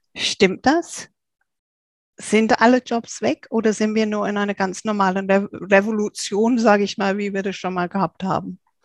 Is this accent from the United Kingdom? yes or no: yes; England, United Kingdom; moved away; ich bin ja Engländerin